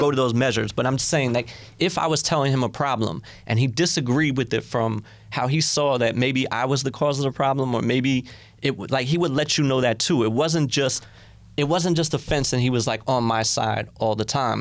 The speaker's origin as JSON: {"language": "English", "town": "White Plains", "region": "New York", "country": "United States", "said": "I was from White Plains"}